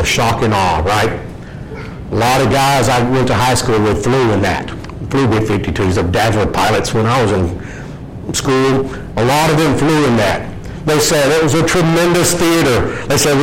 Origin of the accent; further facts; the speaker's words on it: Louisiana, United States; I grew up in Louisiana, about a quarter mile from the North Gate entry of Barksdale Air Force Base